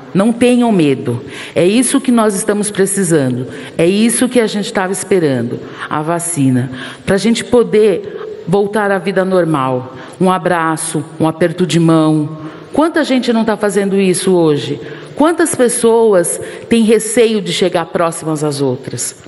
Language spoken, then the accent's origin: Portuguese; Brazil; como brasileira, como mulher, mulher negra